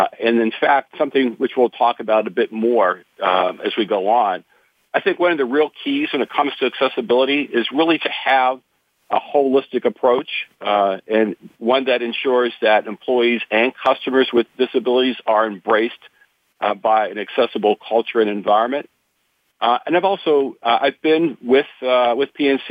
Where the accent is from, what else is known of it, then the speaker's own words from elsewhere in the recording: about 60 miles south of Pittsburgh, small town in southwest Pennsylvania, United States; I grew up in a small town, southwest Pennsylvania, probably about 60 miles south